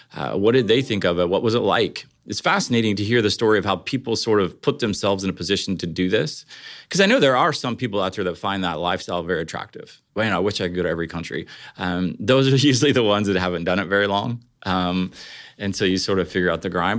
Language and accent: English; Ohio, United States; I grew up in Ohio